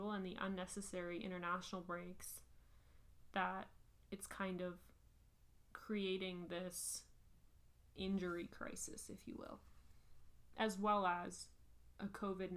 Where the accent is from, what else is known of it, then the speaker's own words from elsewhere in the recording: Canada; We are Canadian